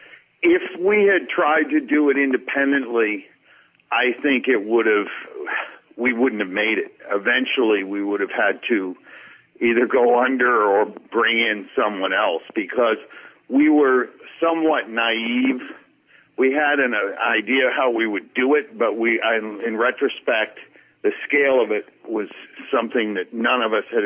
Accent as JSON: {"language": "English", "region": "New York", "country": "United States", "tie": "born or raised there", "also_born_or_lived": "Boston, Massachusetts", "said": "I was born in New York"}